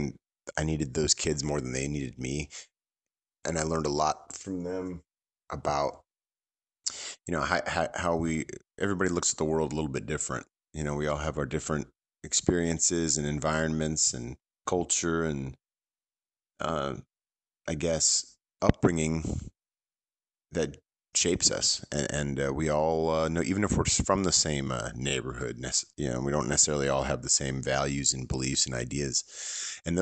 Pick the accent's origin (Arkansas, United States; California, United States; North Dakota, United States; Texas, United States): California, United States; San Francisco Bay Area; I grew up in the San Francisco Bay Area